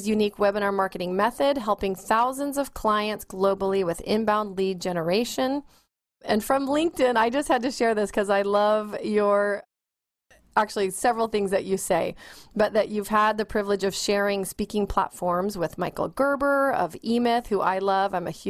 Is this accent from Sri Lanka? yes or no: no; New Zealand; And because I'm from New Zealand, originally we're known locally as the Kiwi and the Kraut.